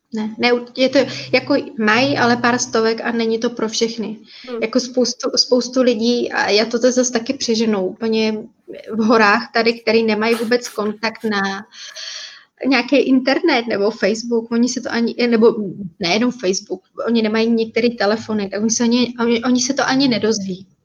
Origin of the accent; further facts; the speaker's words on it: Jeseník, Olomouc Region, Czechia; moved away as an adult; now in Bali, Indonesia; my jsme původně ze Seníku